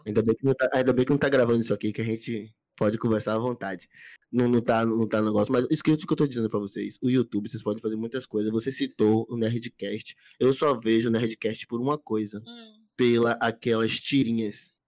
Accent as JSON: {"language": "Portuguese", "town": "Camaçari", "region": "Bahia", "country": "Brazil", "said": "eu saí de Camaçari, minha cidade, que é a região metropolitana."}